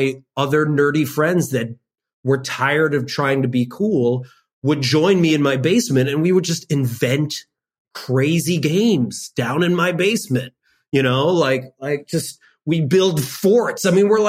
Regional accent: suburb of Chicago, Illinois, United States; I lived in a predominantly white suburb of Chicago

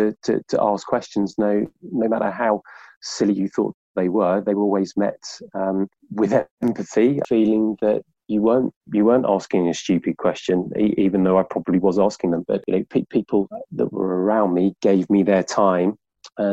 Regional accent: Birmingham, West Midlands, United Kingdom; now in London, United Kingdom; I'm from Birmingham

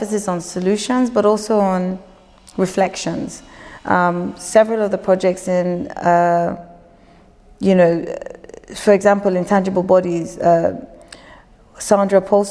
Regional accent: Lagos, Nigeria; moved away; also born or lived in United Kingdom; growing up in Lagos, leaving Lagos, practicing, being educated in the UK, practicing, then coming back home

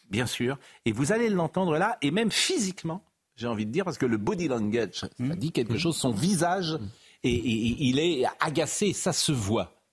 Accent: France; Je suis français, je suis là pour servir mon pays.

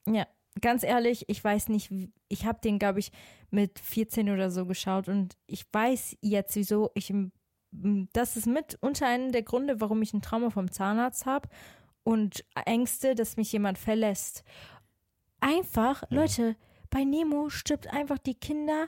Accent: Switzerland; now in Cologne, Germany; Also ich bin ja eigentlich auch aus der Schweiz.

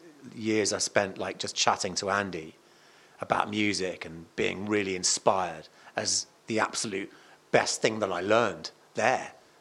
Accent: Cardiff, Wales, United Kingdom; moved away; also born or lived in Malvern; I was born in Cardiff.

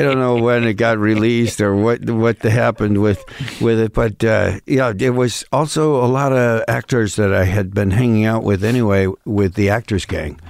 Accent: Western New York, United States; born or raised there; accent: Midwestern thing of Western New York State; moved away as an adult; now in Los Angeles, United States

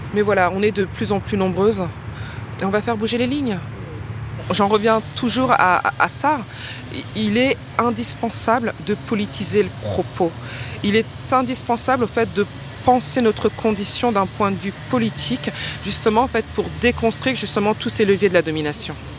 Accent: Paris, Île-de-France, France; des origines sociales d'un quartier populaire euh, qui est celui de Ménilmontant, euh, qui est ma colonne vertébrale

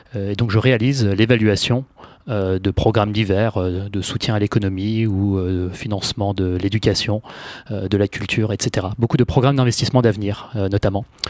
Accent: Paris, Île-de-France, France; moved away as an adult; also born or lived in United States / London; j'ai grandi à Paris, puis je suis allé faire mes études supérieures aux États-Unis, puis en Angleterre

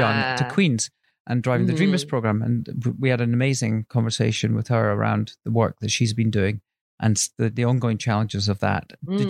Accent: Scotland, United Kingdom; Being Scottish

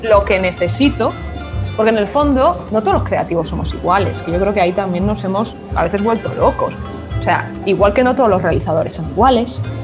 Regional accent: Spain; first language Spanish; soy española y en mi lengua es el español

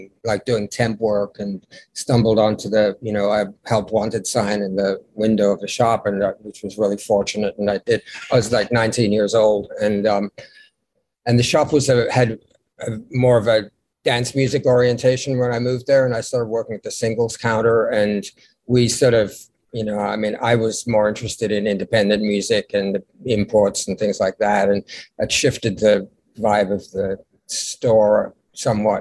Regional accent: Melbourne, Victoria, Australia; also born or lived in London / New York; now in Brooklyn, New York, United States; I was born in Melbourne and I moved to London in 1978 and moved to New York in 1983.

